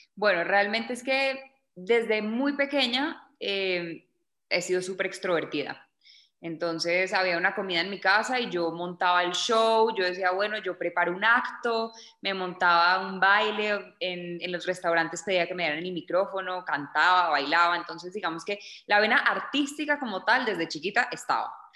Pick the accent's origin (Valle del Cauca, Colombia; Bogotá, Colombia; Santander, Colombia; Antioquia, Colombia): Bogotá, Colombia; also born or lived in Miami, United States; soy colombiana, nací en Bogotá